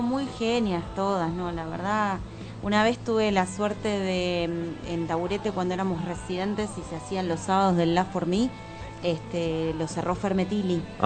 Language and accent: Spanish; Buenos Aires, Argentina; also born or lived in Parque Chas, Buenos Aires / Pilar, Buenos Aires Province; Yo crecí ahí hasta los 9, 10. Después me mudé a Belgrano. Este, y eh, hice toda mi primaria, parte de mi primaria y toda mi adolescencia en Belgrano